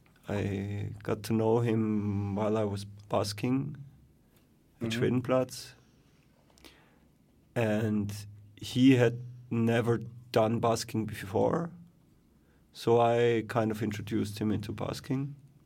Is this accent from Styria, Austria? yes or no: yes; Graz, Styria, Austria; I come from Graz, actually.